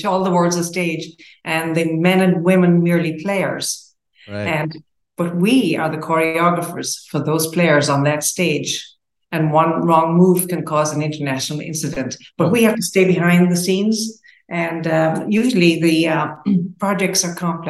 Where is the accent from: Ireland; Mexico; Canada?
Ireland; Tipperary, Munster; moved away as an adult; also born or lived in Jordan; now in United States; I grew up in Tipperary, Ireland, and Catholic boarding school, all of that.